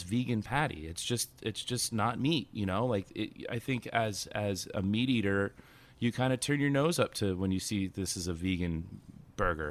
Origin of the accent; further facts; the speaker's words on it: California, United States; moved away as an adult; now in New York, United States; I'm originally from California, new to New York when the stadium first opened